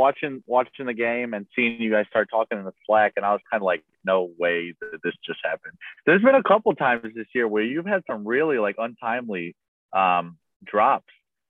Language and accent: English; Indiana, United States; growing up in Indiana